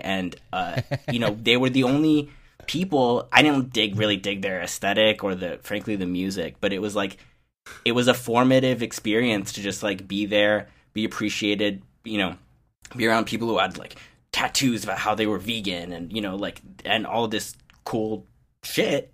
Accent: Champaign, Illinois, United States; as a high schooler in the, you know, middle of nowhere, or at least we were, we were supposed to be the big city in the middle of nowhere, but, you know, I'm from Champaign, Illinois

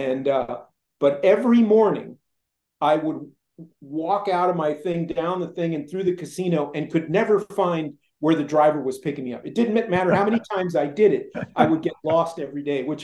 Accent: Culver City, California, United States; I grew up in Culver City

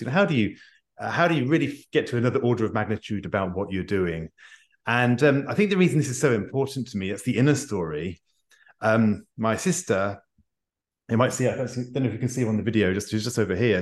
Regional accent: United Kingdom; I'm a Brit

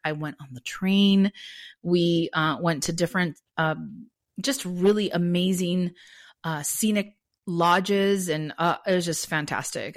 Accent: Santa Monica, California, United States; I'm from Los Angeles, born and raised in Santa Monica

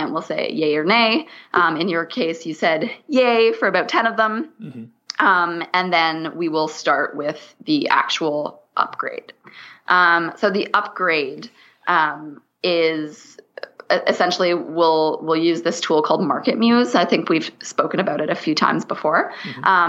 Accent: Canada; I'm Canadian. So I say niche

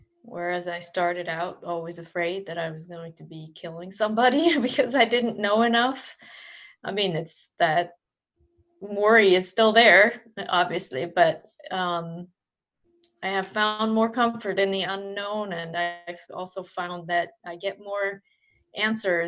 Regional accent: Switzerland; I was born in Switzerland

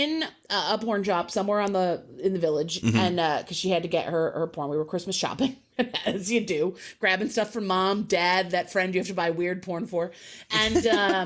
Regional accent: United States; We're American

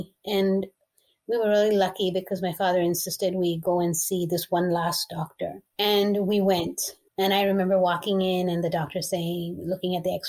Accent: India; also born or lived in Middle East; I grew up in the Middle East, but I'm Asian, so I'm Indian.

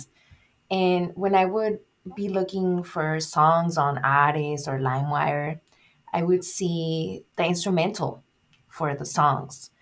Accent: Nogales, Arizona, United States; I was born and raised here in Nogales, Arizona, and I was living in Nogales, Sonora for the first part of my life

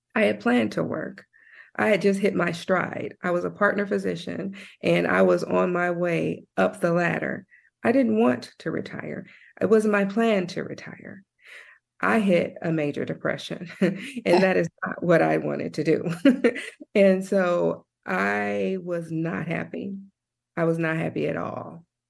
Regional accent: Compton, California, United States; moved away as an adult; also born or lived in Nashville, Tennessee / Santa Barbara, California; I was born and raised in Compton, California

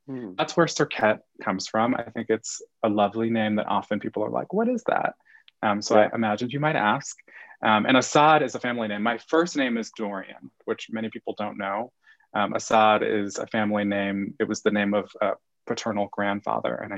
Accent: New York City, New York, United States; also born or lived in Massachusetts; I grew up in New York City for the most part.

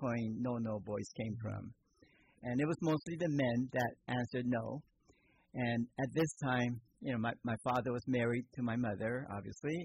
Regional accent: Palo Alto, California, United States; also born or lived in Japan; now in Petaluma, United States; coming to America at the age of 8 and starting all over in school, starting from first grade, and growing up in Palo Alto

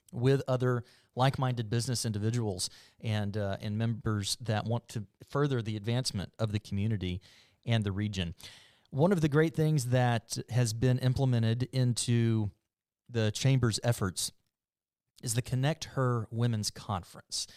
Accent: Mobile, Alabama, United States; moved away; I'm from Mobile

